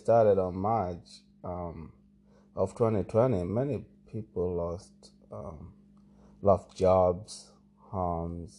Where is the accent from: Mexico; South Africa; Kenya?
Kenya; Malindi, Kilifi County; moved away; when I was growing up in Malindi